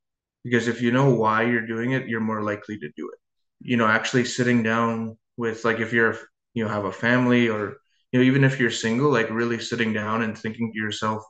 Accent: Kikino, Alberta, Canada; I grew up in the Kikino Métis settlement, which is a small Métis community just north of Edmonton, Alberta.

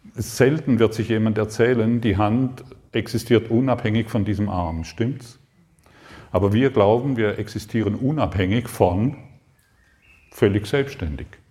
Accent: Allensbach, Baden-Württemberg, Germany; moved away as an adult; also born or lived in Karlsruhe; Ich komme ursprünglich aus Allensbach, also eigentlich kann ich schon hinschauen, es ist gar nicht so weit weg. Allensbach am Bodensee, Konstanz, Reichenau

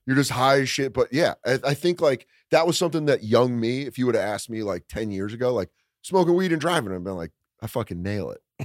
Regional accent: Aurora, Colorado, United States; I grew up in Aurora, Colorado

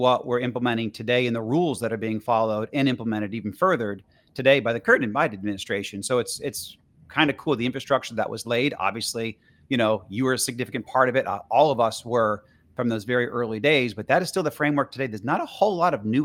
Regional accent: Boston, Massachusetts, United States; also born or lived in Sarasota, Florida; now in Atlanta, United States; I'm originally from Boston, but now I live in Atlanta

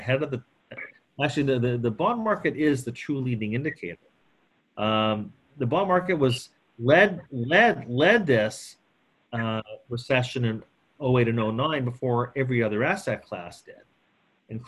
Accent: Canada; I'm Canadian

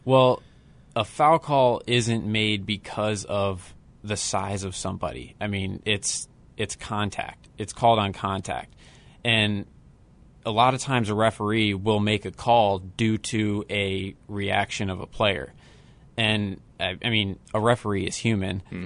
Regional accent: Akron, Ohio, United States; I am from Cleveland, Ohio, um, from Akron, grew up 10 minutes from where LeBron grew up

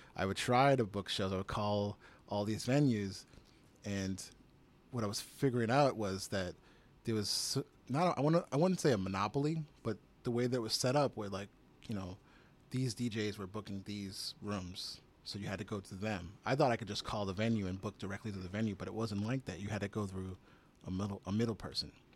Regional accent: Chelsea, Massachusetts, United States; also born or lived in Somerville, Massachusetts / Michigan; I grew up in Chelsea

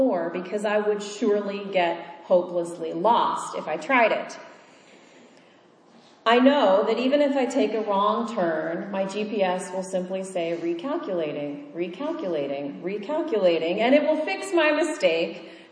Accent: Kansas, United States; moved away; I grew up in Kansas, where all of the roads are straight and flat and go in a grid

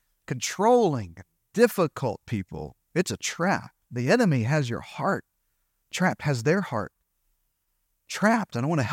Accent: Arkansas, United States; You know, I'm from Eastern Arkansas, so I have a few colloquial phrases that just, I don't even know sometimes if they add value to you or make sense in this

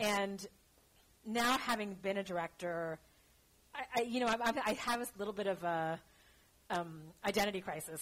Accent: Los Angeles, California, United States; moved away; also born or lived in Shanghai / Bay Area; I'm uh, born and raised in Los Angeles

